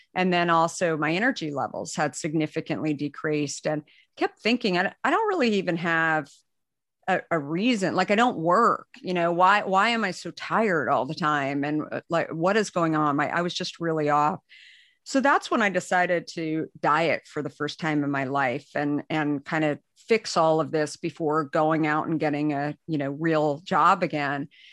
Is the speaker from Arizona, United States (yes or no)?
yes; Arizona, United States; moved away; also born or lived in New York; I, I grew up in Arizona